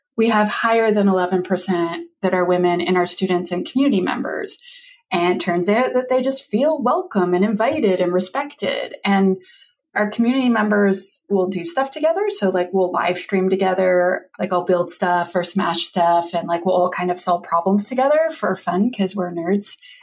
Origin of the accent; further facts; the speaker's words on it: Canada; I'm a Canadian